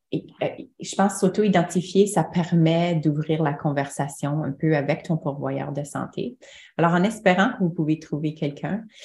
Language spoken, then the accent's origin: French; Manitoba, Canada; moved away as an adult; now in Ontario, Canada; je venais du Manitoba